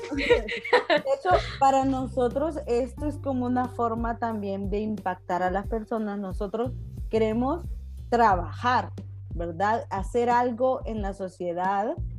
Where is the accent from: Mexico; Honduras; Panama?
Honduras; nosotras como mujeres hondureñas